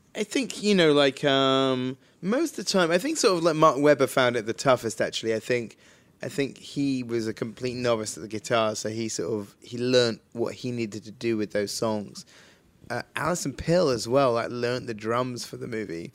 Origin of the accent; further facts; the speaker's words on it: Wells, South West England, United Kingdom; where Hot Fuzz is shot is my hometown